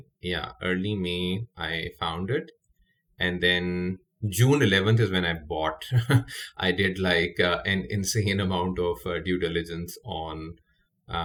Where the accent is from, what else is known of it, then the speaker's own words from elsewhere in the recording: Pakistan; moved away; I'm Pakistani, born and raised there